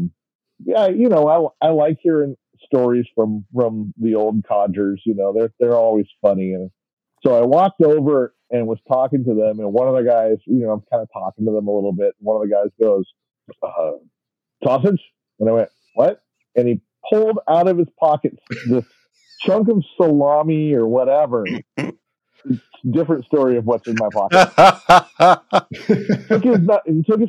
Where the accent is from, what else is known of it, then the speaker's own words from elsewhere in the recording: Seattle, Washington, United States; now in Everett, United States; I live in Everett after living in Seattle almost my entire life